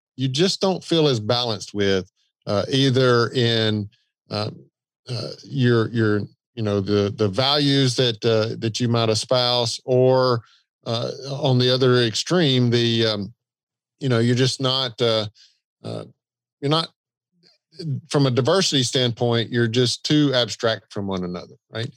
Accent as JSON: {"language": "English", "region": "the South", "country": "United States", "accent": "Southern", "said": "the Southern accent"}